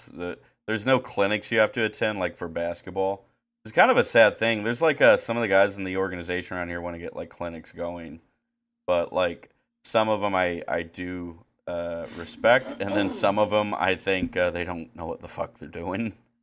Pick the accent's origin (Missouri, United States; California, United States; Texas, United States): Missouri, United States; Puxico